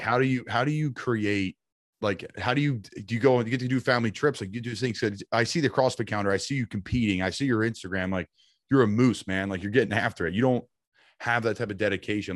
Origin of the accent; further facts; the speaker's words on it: Northeast, United States; I'm from up in the Northeast.